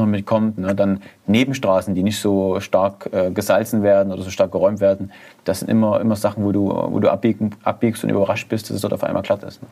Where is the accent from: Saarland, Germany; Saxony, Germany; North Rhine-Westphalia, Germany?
Saxony, Germany; Zwickau; ich komme ja so aus Zwickau, Erzgebirgsvorland